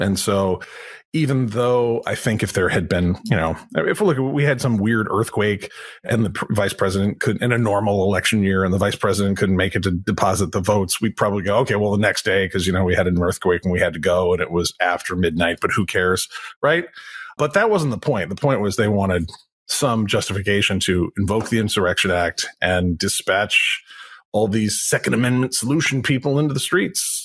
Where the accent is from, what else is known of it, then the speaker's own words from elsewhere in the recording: United States; I'm an American guy, but I've lived other places